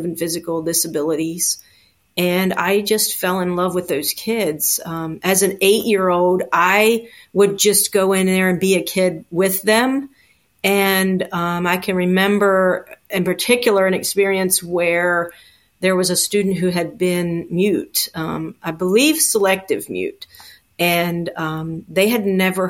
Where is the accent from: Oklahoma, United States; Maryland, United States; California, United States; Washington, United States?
Maryland, United States; Baltimore; I was born in Baltimore City, and that's where I grew up